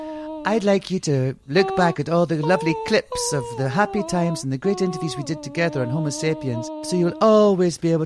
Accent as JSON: {"language": "English", "region": "Scotland", "country": "United Kingdom", "said": "I come from a country that's in touch with its dark side"}